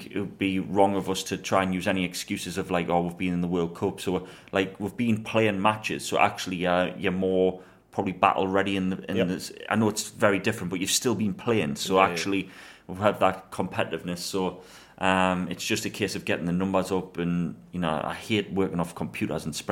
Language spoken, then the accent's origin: English; England, United Kingdom; as an Englishman